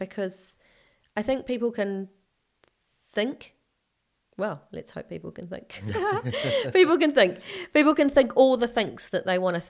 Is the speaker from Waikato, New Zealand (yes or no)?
yes; Hamilton, Waikato, New Zealand; also born or lived in England; But when I was born in England. And then when we came back to New Zealand, my grandmother, my mum's mum, drove up from Hamilton to Auckland to collect us, and I was about two and a half.